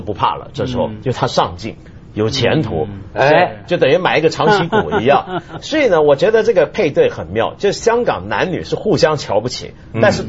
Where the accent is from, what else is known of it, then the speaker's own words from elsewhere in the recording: Guangdong, China; 我我们广东人内部矛盾